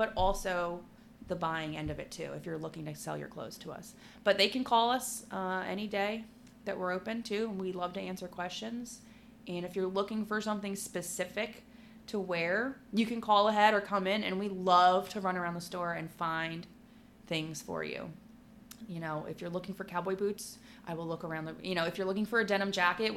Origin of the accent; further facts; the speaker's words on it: Levittown, Pennsylvania, United States; Bucks County's huge, but I grew up in Levittown, Fairless Hills